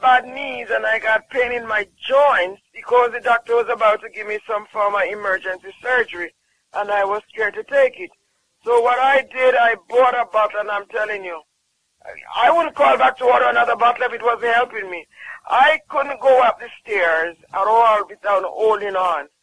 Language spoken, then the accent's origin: English; Jamaica; I'm from Jamaica